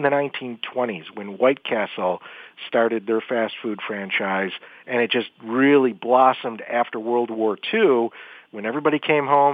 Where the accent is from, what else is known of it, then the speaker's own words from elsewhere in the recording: Buffalo, New York, United States; my hometown of Buffalo, New York